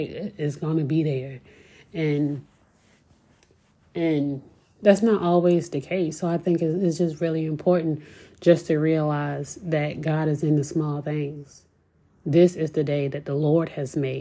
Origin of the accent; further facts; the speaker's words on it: Virginia Beach, Virginia, United States; growing up in Virginia Beach, I'm used to the beach